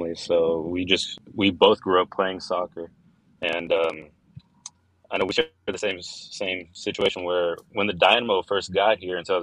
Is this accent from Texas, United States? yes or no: yes; Pasadena, Texas, United States; also born or lived in El Salvador (ancestry); I was born here in Houston, Pasadena to be exact, but our family is from El Salvador, San Miguel